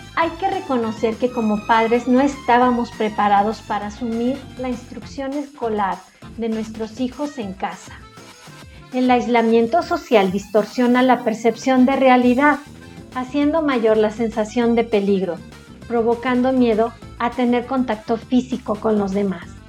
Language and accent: Spanish; Mexico; Como mexicanos somos muy apapachadores